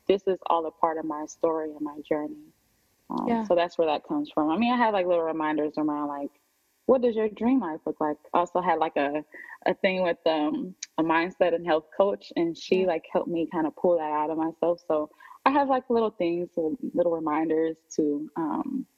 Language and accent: English; Ohio, United States; moved away as an adult; also born or lived in Miami; now in Atlanta, United States; I'm from Ohio. I moved away when I was 18